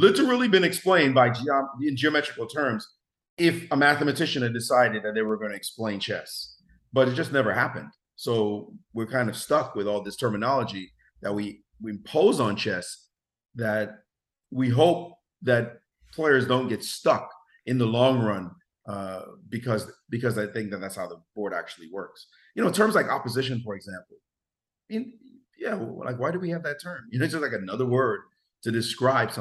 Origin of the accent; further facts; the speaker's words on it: New York City, New York, United States; also born or lived in Jamaica; We grew up in Brownsville together